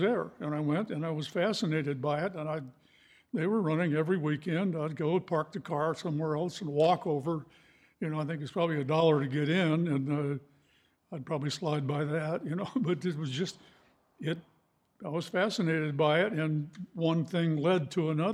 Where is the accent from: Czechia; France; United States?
United States; Baldwin Park, California; we moved to California and I grew up in Baldwin Park